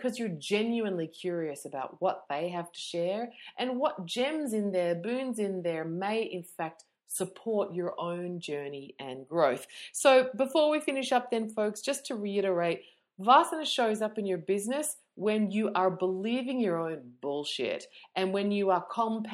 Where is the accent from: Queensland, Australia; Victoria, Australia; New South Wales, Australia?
Victoria, Australia; Melbourne; I'm from Melbourne